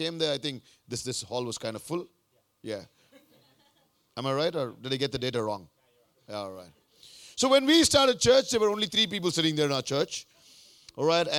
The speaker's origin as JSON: {"language": "English", "country": "India", "also_born_or_lived": "Melbourne, Australia", "moved": "as an adult", "said": "I come from a very, very, very broken family in India"}